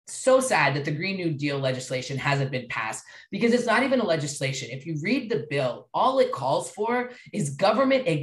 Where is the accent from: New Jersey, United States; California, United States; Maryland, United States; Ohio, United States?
Maryland, United States; I'm from Maryland